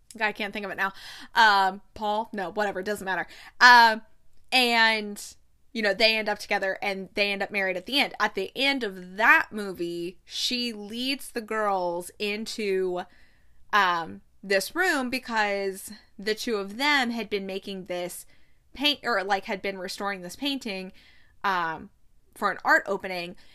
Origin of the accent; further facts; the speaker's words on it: United States; moved away; an American who has lived abroad